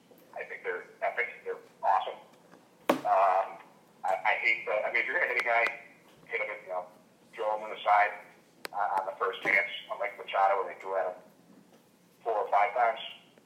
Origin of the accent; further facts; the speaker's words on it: Holyoke, Massachusetts, United States; a guy from my hometown of Holyoke, Massachusetts